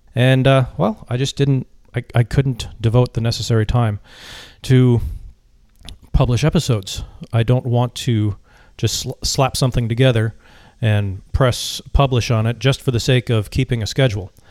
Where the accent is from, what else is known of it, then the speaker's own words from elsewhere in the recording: Minneapolis, Minnesota, United States; also born or lived in Vietnam; now in Virginia Beach, United States; I spent a little time with my family uh, in the place where I grew up in the Twin Cities of Minnesota.